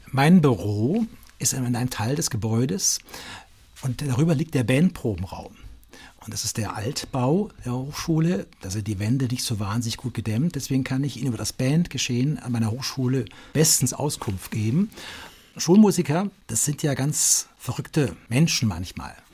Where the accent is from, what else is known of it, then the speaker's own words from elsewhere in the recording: Munich, Bavaria, Germany; Ich bin aufgewachsen in München und äh, wir waren eigentlich immer in Italien.